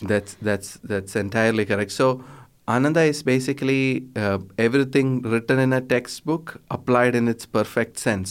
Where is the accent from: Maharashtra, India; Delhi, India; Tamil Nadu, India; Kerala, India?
Kerala, India; I'm from Kerala